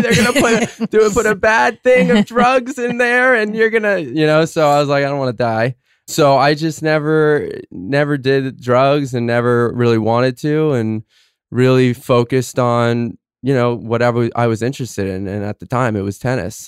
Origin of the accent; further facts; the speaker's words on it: Fort Lauderdale, Florida, United States; I'm from Fort Lauderdale, Florida. Grew up with uh, an amazing family